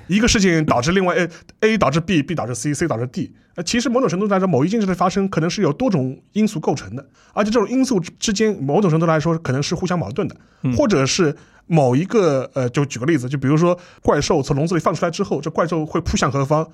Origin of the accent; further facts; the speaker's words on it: China; 我们中国人